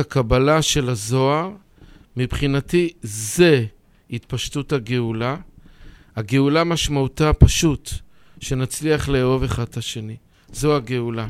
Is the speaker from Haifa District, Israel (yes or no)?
no; Bnei Brak, Tel Aviv District, Israel; נולדתי בבני ברק